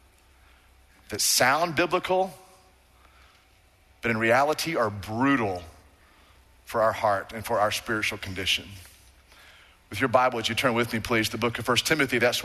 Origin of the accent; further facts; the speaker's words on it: Waco, Texas, United States; I'm from Waco, went to Waco High